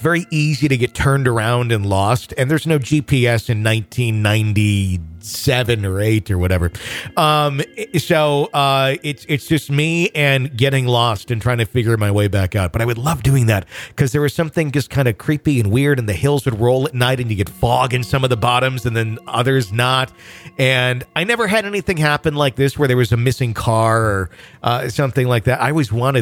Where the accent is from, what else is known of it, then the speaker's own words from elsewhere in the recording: Wisconsin, United States; There's a highway near my hometown that kind of divides right and left.